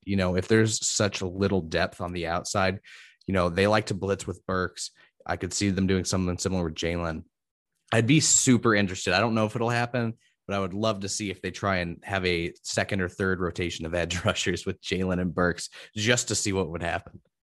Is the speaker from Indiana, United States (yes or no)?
yes; Indiana, United States; I'm from Indiana, so I hear about Notre Dame all the time.